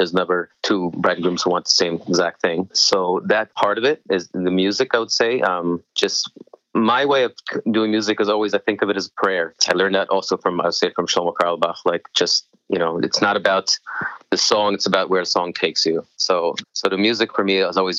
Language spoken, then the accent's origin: English; Israel; I grew up in Moshav Mavon Modim in Israel